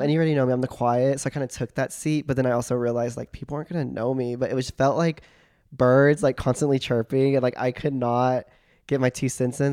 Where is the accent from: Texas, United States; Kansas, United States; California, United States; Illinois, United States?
Texas, United States; Joshua; now in Austin, United States; I grew up in Joshua, Texas. Super small country town, y'all